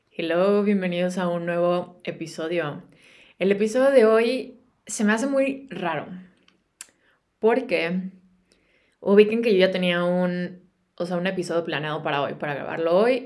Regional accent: Guadalajara, Jalisco, Mexico; moved away as an adult; also born or lived in United States; now in England, United Kingdom; Yo soy de Guadalajara, soy de México

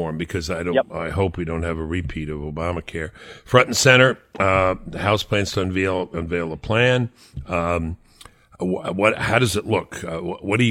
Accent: North Carolina, United States; my home state of North Carolina

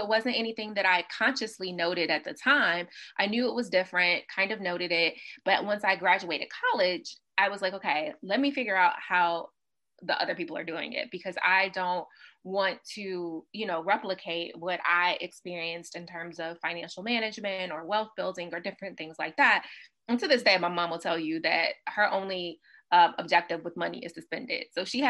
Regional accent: Mississippi, United States; also born or lived in Los Angeles, United States; So for me, my background is, I grew up primarily in Mississippi.

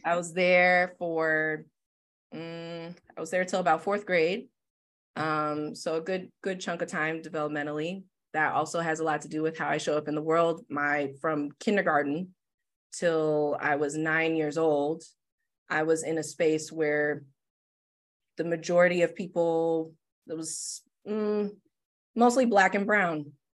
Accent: Detroit, Michigan, United States; I'm born and raised in Detroit, Michigan, West Side specifically

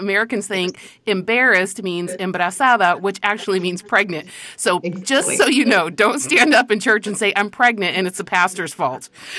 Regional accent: Spain; So I grew up in Spain, and there was this missionary who came

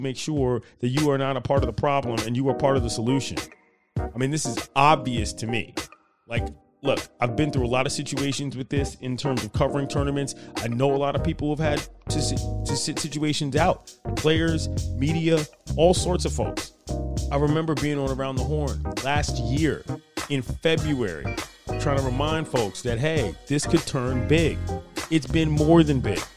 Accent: Washington, District of Columbia, United States; my hometown, Washington, D.C.

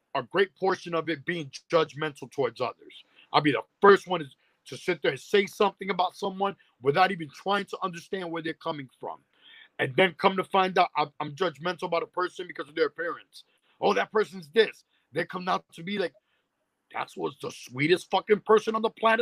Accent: New York City, New York, United States; Growing up in Spanish Harlem

